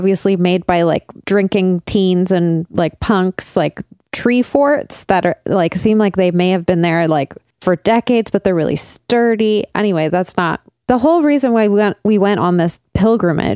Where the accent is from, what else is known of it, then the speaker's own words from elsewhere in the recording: Burnaby, British Columbia, Canada; I grew up in North Burnaby